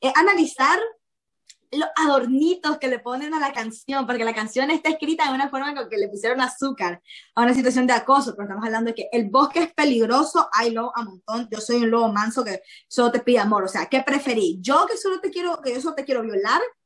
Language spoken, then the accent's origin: Spanish; Nicaragua; moved away; podría estar en mi país con una carrera universitaria como debería ser